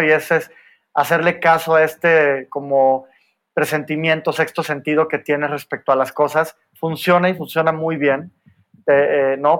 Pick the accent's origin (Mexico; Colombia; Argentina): Mexico; Soy el único mexicano, el único abogado y, y el único hombre latinoamericano